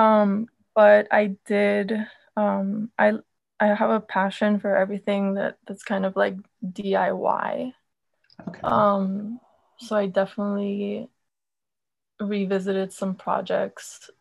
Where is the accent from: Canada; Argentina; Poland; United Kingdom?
Argentina; I'm from Argentina